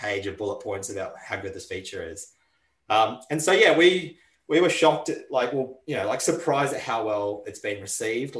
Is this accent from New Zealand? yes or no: yes; New Zealand; now in Australia; When I grew up in New Zealand